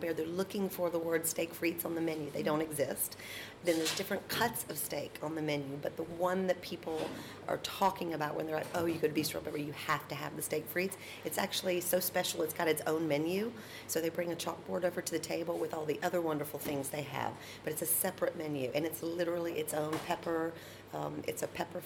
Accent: the South, United States; accent: Southern; now in Paris, France; I'm a Southerner.

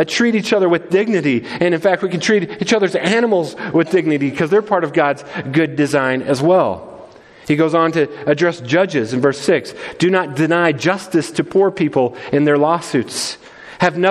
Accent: United States; The beautiful thing about being American

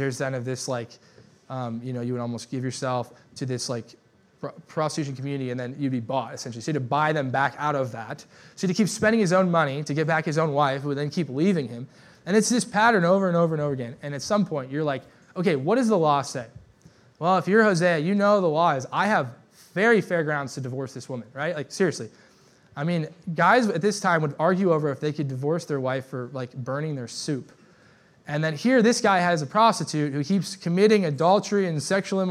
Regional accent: United States; I love living in America. I love being American

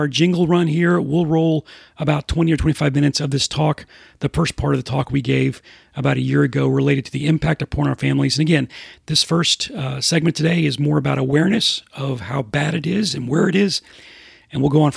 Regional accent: Houston, Texas, United States; now in Atlanta, United States; being from Houston, where the humidity is bad

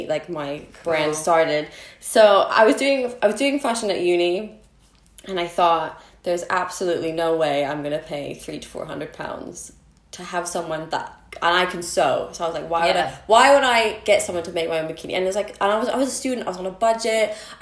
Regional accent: United States; moved away; So I was born here and then I moved to America when I was 6-7 and then I grew up there, went to school, graduate

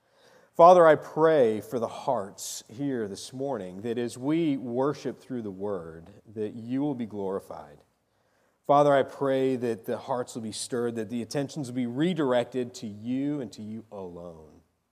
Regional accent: Arizona, United States; I went back to my old stomping grounds. I grew up in Arizona.

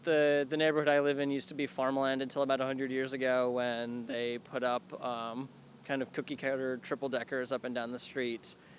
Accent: New England, United States; I grew up in New England. This is just normal to me. I don't have to play New Englander. I'm naturally cold and prickly.

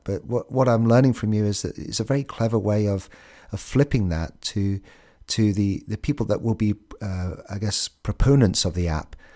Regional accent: United Kingdom; We're the British

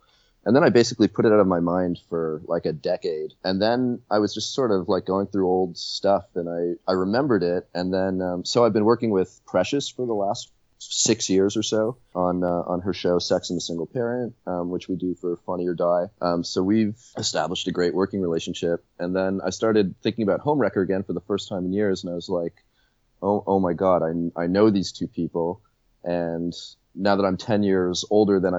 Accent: Toronto, Ontario, Canada; having been born and raised in Toronto

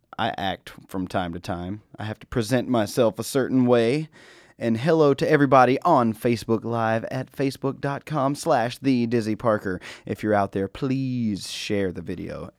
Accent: North Carolina, United States; I am from North Carolina. I ain't from the big city

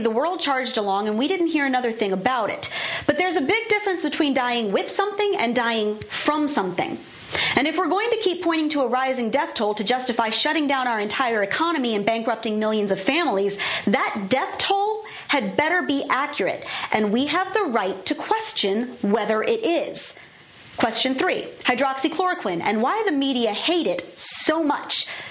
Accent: Virginia, United States; my home state of Virginia

